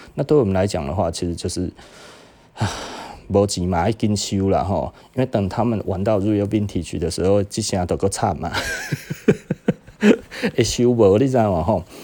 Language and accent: Chinese; Taiwan; 我们台湾人